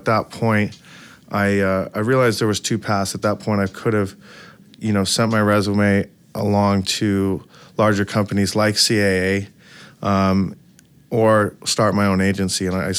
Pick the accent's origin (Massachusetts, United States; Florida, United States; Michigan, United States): Michigan, United States; Detroit; I'm from Detroit originally, and I've always been going to music shows.